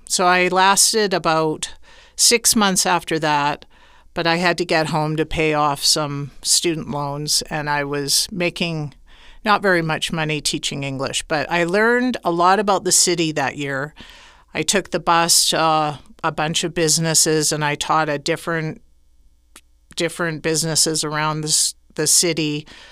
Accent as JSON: {"language": "English", "town": "Saskatoon", "region": "Saskatchewan", "country": "Canada", "moved": "as an adult", "lives_now": "Guadalajara, Mexico", "said": "I'm originally from Saskatoon, Saskatchewan, Canada"}